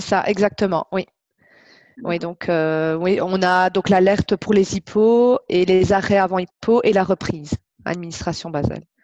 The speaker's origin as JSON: {"language": "French", "country": "Belgium", "accent": "Belgian", "said": "je viens euh, de Belgique, ça s'entend je pense"}